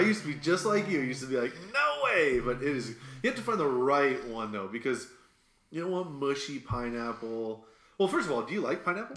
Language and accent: English; Midwest, United States; you can tell I'm from the Midwest just by saying